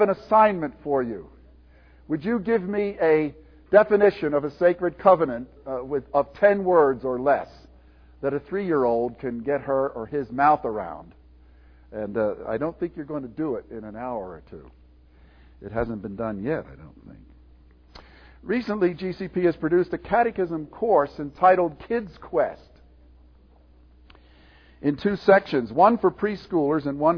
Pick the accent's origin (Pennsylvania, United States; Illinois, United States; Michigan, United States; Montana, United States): Pennsylvania, United States; Willow Grove; grew up in Calvary Orthodox Presbyterian Church in Willow Grove, Pennsylvania